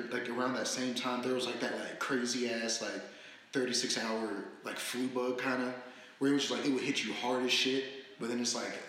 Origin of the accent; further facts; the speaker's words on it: United States; as an American